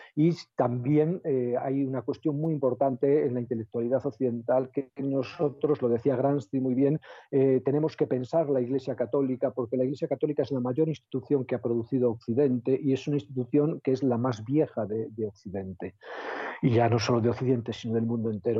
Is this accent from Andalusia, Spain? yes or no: no; El Bierzo, Castile and León, Spain; yo soy del Bierzo